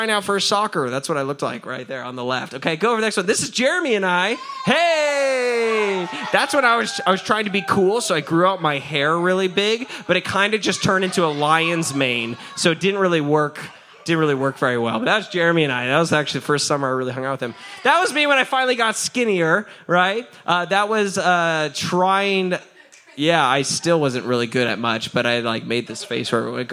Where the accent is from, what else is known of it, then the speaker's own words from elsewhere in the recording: United States; we're American